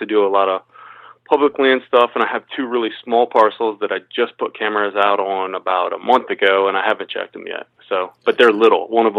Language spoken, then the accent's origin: English; Midwest, United States; moved away as an adult; now in Maryland, United States; So I grew up hunting out in the Midwest and then had to adapt to this East Coast stuff.